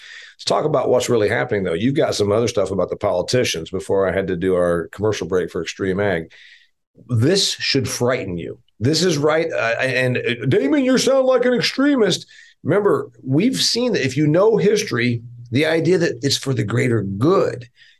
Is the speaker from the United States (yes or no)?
yes; Indiana, United States; a country that is one-third the size of my home state of Indiana